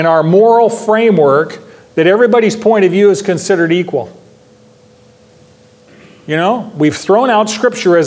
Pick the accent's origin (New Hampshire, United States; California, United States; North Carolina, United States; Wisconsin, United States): California, United States; Modesto; I grew up in Modesto, California